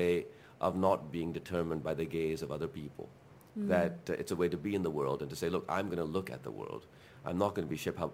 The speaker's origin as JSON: {"language": "English", "country": "Pakistan", "tie": "born or raised there", "also_born_or_lived": "California, United States / London, United Kingdom", "first_language": "Urdu", "second_language": "English", "moved": "as an adult", "said": "I went back to Pakistan at the age of 9"}